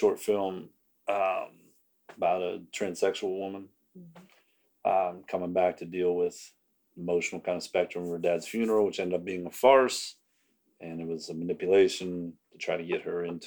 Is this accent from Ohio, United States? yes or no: yes; Steubenville, Ohio, United States; also born or lived in Pittsburgh, Pennsylvania; I'm from Steubenville, Ohio